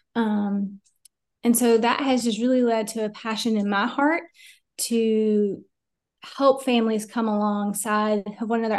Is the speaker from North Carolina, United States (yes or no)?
yes; Asheville, North Carolina, United States; moved away as an adult; also born or lived in Fort Worth, Texas; now in Greensboro, United States; was born and raised in Asheville